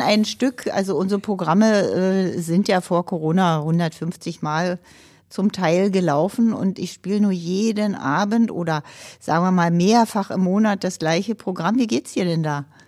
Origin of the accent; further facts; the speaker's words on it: Berlin, Germany; Ich komme aus dem Ostteil der Stadt Berlin